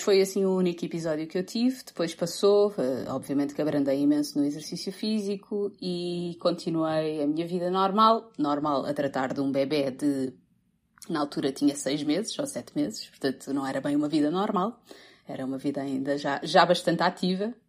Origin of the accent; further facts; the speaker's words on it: Cascais, Lisbon, Portugal; moved away as an adult; now in United States; Sou nascida criada, e criada em Cascais, portanto, sou, apesar do meu nome ser zero português, sou portuguesa